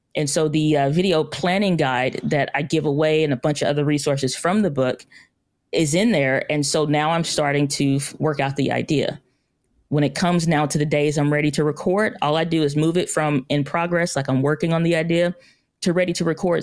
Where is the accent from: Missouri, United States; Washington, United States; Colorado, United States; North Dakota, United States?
Missouri, United States; St. Louis; I'm from Saint Louis, Missouri